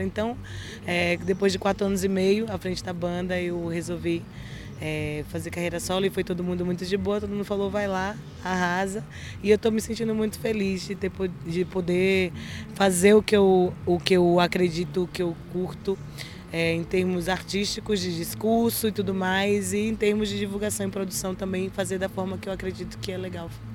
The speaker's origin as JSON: {"language": "Portuguese", "region": "Bahia", "country": "Brazil", "said": "somos da Bahia"}